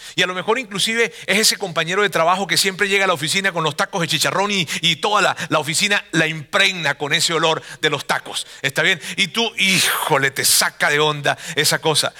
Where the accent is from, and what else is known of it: Venezuela; now in Monterrey, Mexico